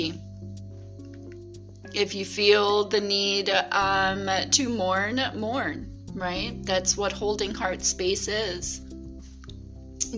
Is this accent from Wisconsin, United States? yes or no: yes; Wisconsin, United States; in my hometown